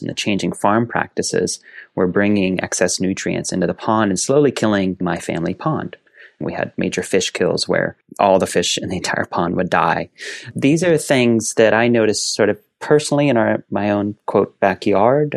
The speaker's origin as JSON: {"language": "English", "region": "East Central Indiana", "country": "United States", "tie": "born or raised there", "said": "I grew up in East Central Indiana, basically on the back 40 acres of a small family farm"}